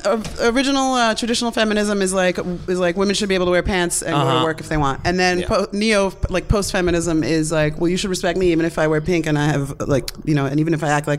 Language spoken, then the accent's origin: English; New York, United States; I'm from New York, New York, baby.